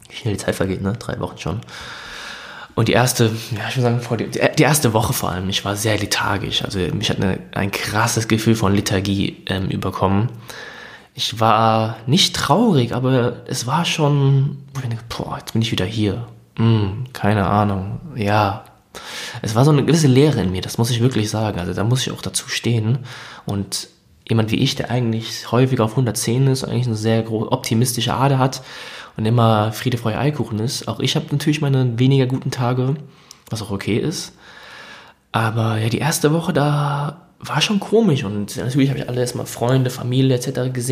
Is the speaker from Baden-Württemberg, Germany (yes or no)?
no; Hesse, Germany; ich komme aus Hessen